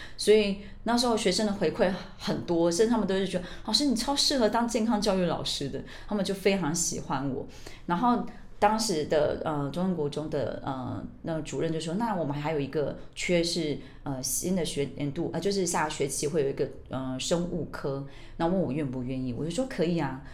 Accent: Australia; moved away as an adult; now in Taiwan; 我们是这样在澳洲长大的

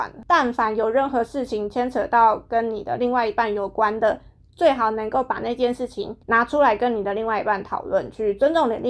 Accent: Taiwan; 日本人他们的脑回路、他们的思想跟一般的华人，像可能像跟我们台湾人比起来，真的是非常不一样。

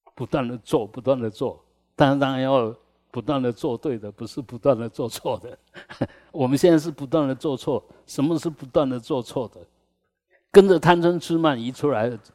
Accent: Taiwan; 我们台湾人

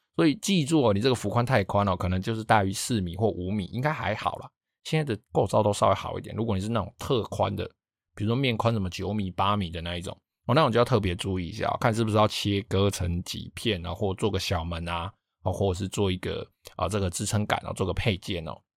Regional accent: Taiwan; 我老家那边，因为他们，我们老家是住在比较靠海边的地方

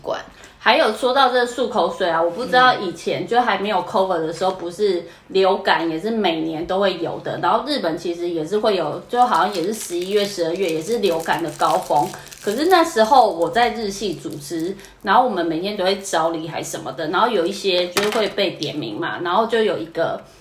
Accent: Taiwan; moved away as an adult; now in Tokyo, Japan; 然后前两年就是念书，然后念完书之后以为就是会回台湾，结果也没有，就一路留下来

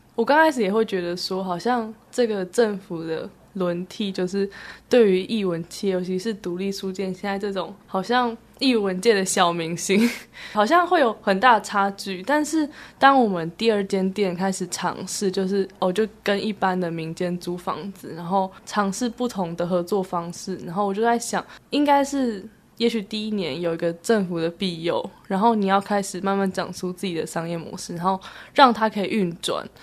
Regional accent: Keelung, Taiwan; also born or lived in Hsinchu; 隐瞒我是基隆人

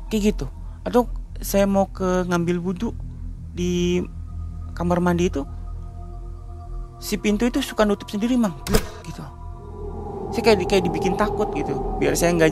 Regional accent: Cirebon, West Java, Indonesia; saya bilang Aang ya karena saya orang Cirebon gitu kan saya bilang Ang

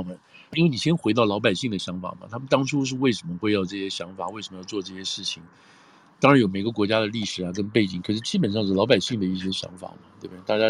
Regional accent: United States; 但是我们美国人觉得这个东西符合我们的利益

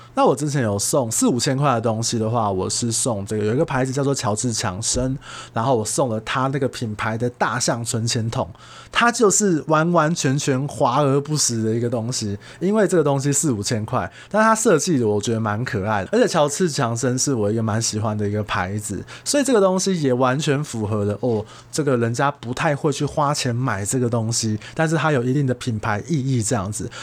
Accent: Taiwan; 我们台湾人

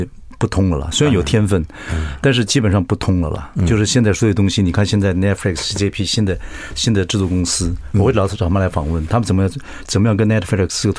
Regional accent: southern Taiwan, Taiwan; 喜欢以前这个东西是都是台北人的事情嘛，跟我们南部人没有关系嘛。

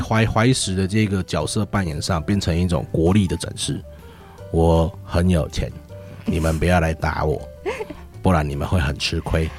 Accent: Chiayi, Chiayi City, Taiwan; moved away as an adult; also born or lived in Kaohsiung / Taoyuan; now in Chiayi, Taiwan; 我是，是嘉义市人。对，我套一句那个是，那个旧历的那个广告词，我是一个土生土长的嘉义小孩

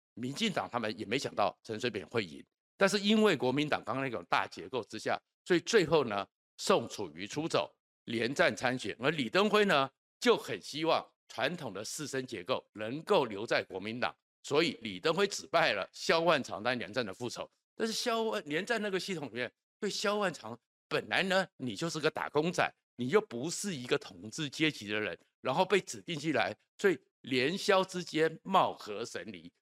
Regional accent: Taiwan; 我们住在台湾的人

